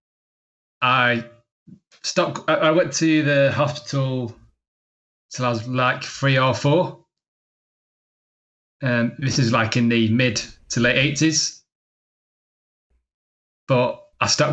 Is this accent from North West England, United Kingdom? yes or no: yes; Manchester, North West England, United Kingdom; also born or lived in Barcelona; I'm from Manchester in England